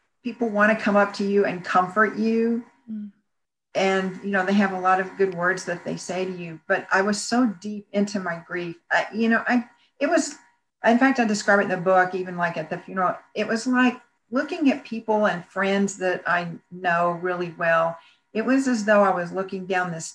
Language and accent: English; Bryan, Texas, United States; moved away; also born or lived in Houston; I decided to stay in my hometown of Bryan